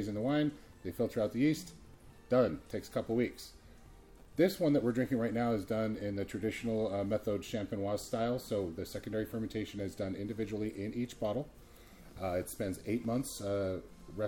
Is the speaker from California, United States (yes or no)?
yes; Santa Barbara, California, United States; moved away as an adult; now in Plymouth, United States; Santa Barbara, which is where I grew up